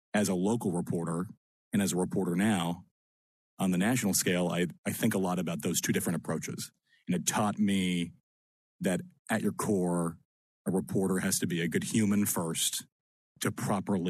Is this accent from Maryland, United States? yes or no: yes; Annapolis, Maryland, United States; moved away as an adult; also born or lived in Lancaster, Pennsylvania; I grew up in Annapolis, in between the D.C. and Baltimore beltways